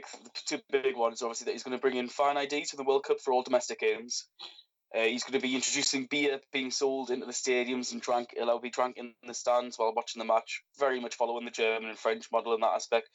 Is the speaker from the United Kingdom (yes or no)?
yes; England, United Kingdom; myself as an English football fan